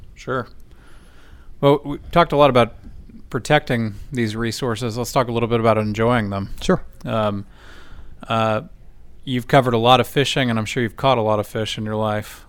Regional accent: Rockport, Portland, Corpus Christi area, Texas, United States; I grew up in the Rockport, Portland, Corpus area

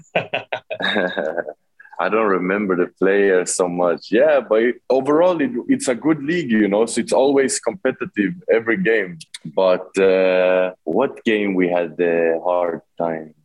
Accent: Sweden; moved away as an adult; now in Philippines; I'm born and raised in Sweden, uh, lived there my whole life.

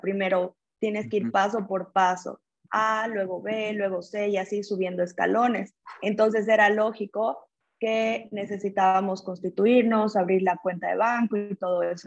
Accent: Cochabamba, Bolivia; nací en Cochabamba, Bolivia, tuve acercamiento con familias empresarias desde muy joven

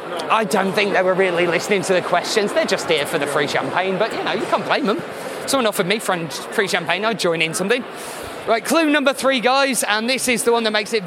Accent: United Kingdom; You know, being very British, it's a play on portmanteau

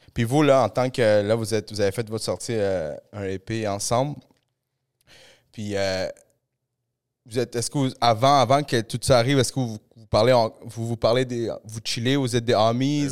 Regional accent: Montreal, Quebec, Canada; j'ai grandi un peu à Saint-Léonard

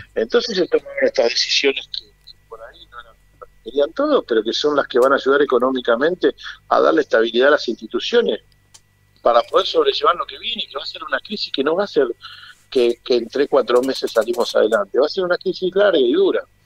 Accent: Argentina; como somos los argentinos

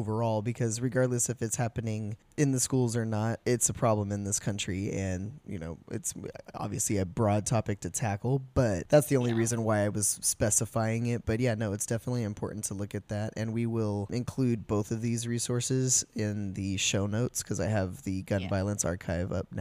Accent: California, United States; California's in there, my home state

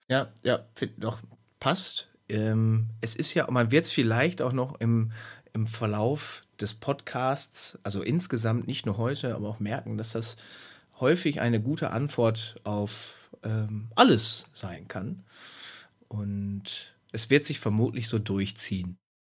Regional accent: Hamm, North Rhine-Westphalia, Germany; now in Münster, Germany; Ich, ich, ich wohne in Münster. Ich komme aus, aus Hamm

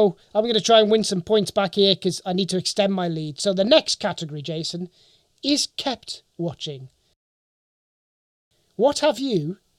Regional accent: United Kingdom; I'm not international, I'm British.

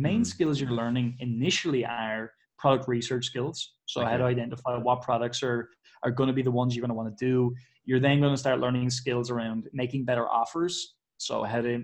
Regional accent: Ireland; I'm Irish

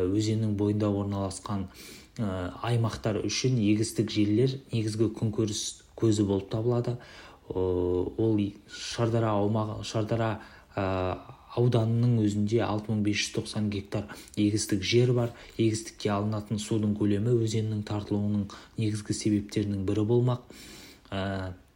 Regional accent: Shardara, Turkistan Region, Kazakhstan; оңтүстік қазақстан облысы шардара өңірінің тумасымын сырдария өзенінің бойында өскен балалардың бірімін

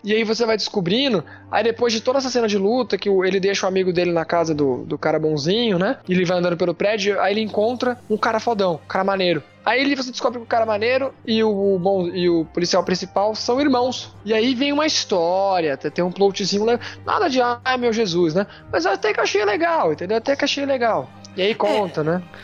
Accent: Brazil

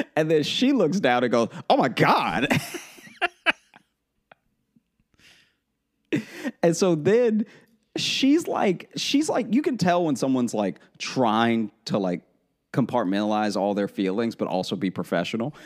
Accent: Louisiana, United States; we're all from Louisiana

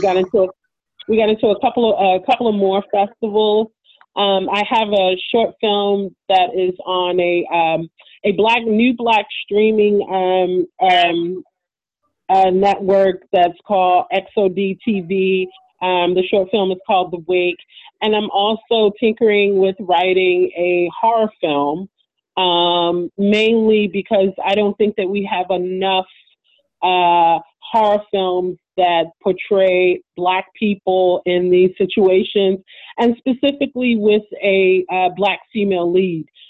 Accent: Baltimore, Maryland, United States; I'm from Baltimore

